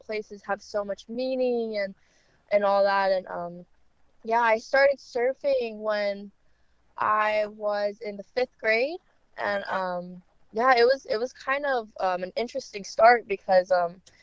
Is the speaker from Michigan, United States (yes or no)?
no; Kaneohe, Hawaii, United States; I was just born and raised in Kaneohe Bay, Oahu, Hawaii